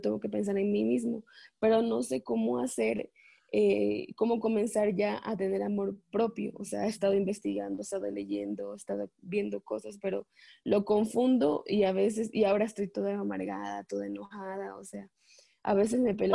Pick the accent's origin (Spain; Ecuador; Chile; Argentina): Ecuador; moved away as an adult; now in Mexico; yo vivo en México, pero soy de Ecuador